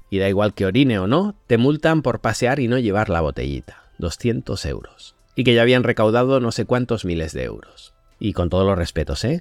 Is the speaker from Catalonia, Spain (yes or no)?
yes; Barcelona, Catalonia, Spain; Yo nací en Barcelona, quizá por ello estoy algo sesgado, desde pequeño siempre escuché lo crítica que era la fábrica de Seat en Martorell para nosotros, en general para España